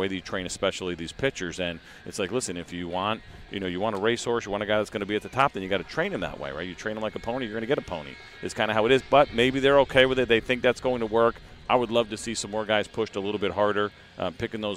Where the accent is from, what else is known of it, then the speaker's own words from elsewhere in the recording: Northeast, United States; growing up in the Northeast